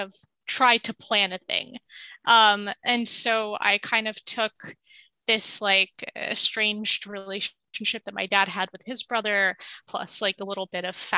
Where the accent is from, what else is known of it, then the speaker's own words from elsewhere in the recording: New York, United States; also born or lived in Palestine; I was born and raised in New York